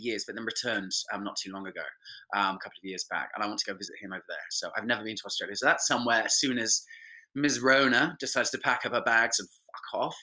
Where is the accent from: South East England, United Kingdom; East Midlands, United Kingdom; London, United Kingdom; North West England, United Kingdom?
South East England, United Kingdom; Winchester; I'm from Winchester.